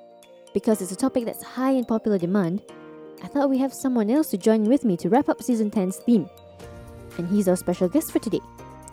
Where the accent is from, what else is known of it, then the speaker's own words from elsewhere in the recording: Singapore; I come from Singapore